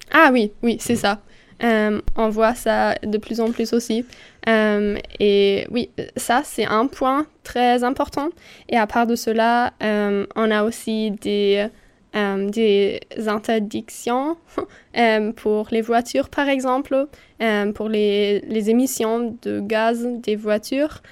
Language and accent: French; Berlin, Germany; French is a second language; moved away as an adult; now in Nîmes, France; je viens de Berlin